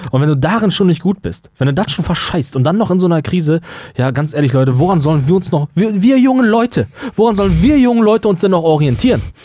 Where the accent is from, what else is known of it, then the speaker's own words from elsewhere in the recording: North Rhine-Westphalia, Germany; wir kommen ja aus Nordrhein-Westfalen